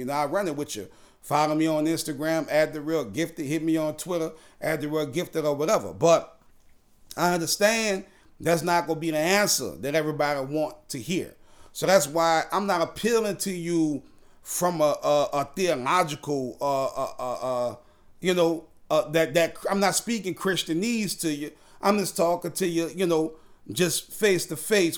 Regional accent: New Orleans, Louisiana, United States; now in Houston, United States; I'm from New Orleans, born and raised, but now I'm in Houston. Hurricane Katrina sent me here

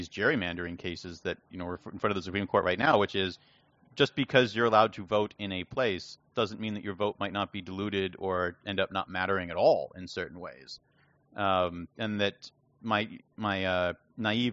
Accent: United States

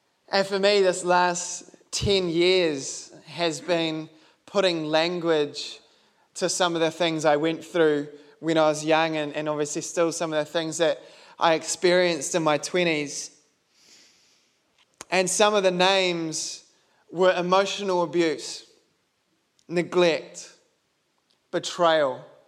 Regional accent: New Zealand; being a Kiwi

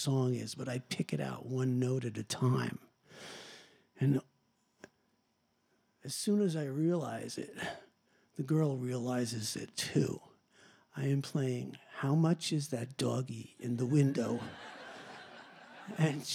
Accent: Long Island, New York, United States; I'm from Long Island

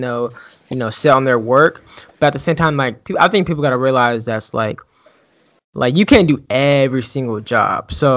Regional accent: Canal Winchester, Ohio, United States; I'm from Canal, Winchester

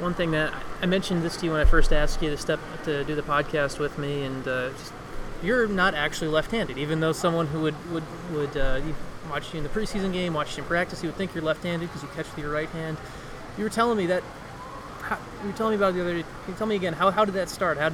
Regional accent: New Jersey, United States; I grew up in New Jersey

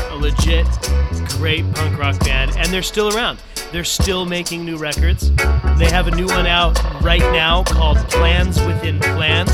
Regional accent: Southern California, United States; I grew up in Southern California

